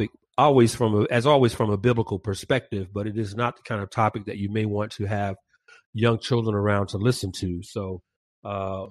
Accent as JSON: {"language": "English", "town": "Atlanta", "region": "Georgia", "country": "United States", "tie": "born or raised there", "moved": "as an adult", "lives_now": "Valencia, United States", "said": "my hometown of Atlanta"}